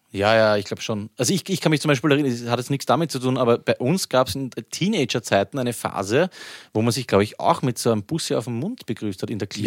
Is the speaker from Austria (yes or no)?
yes; Vienna, Austria; bei uns in Wien